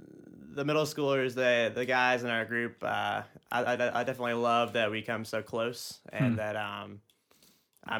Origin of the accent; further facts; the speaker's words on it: South Carolina, United States; accent: southern drawl; moved away; I am from South Carolina, so I'm from...